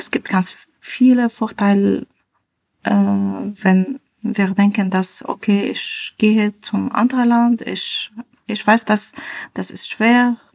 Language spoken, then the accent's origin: German; Damascus, Damascus Governorate, Syria; German is a second language; now in Germany; Äh, ich bin äh, aus Damaskus. Äh, also am Anfang war sehr, sehr schwer für uns. Mm, hier leben, in äh, kleines Dorf, von nicht so viele Leute, keiner Supermarkt zum Beispiel.